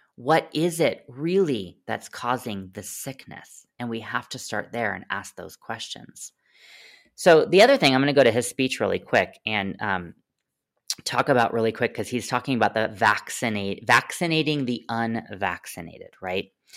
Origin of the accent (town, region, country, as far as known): United States